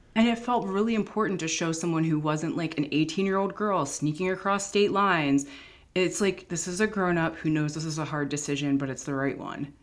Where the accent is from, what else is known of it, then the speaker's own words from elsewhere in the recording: Philadelphia, Pennsylvania, United States; moved away as an adult; also born or lived in San Francisco / Los Angeles; I'm from Philadelphia. It's like a top 10 murder city.